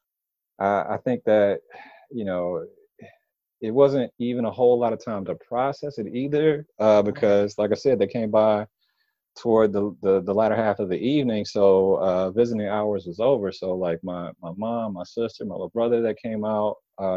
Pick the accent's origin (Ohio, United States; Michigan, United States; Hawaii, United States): Michigan, United States; Detroit; moved away as an adult; now in Washington, D.C., United States; I'm originally from Detroit, Michigan.